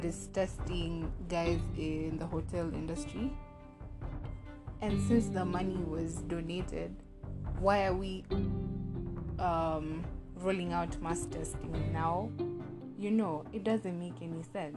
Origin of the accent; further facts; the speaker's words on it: Kenya; as a Kenyan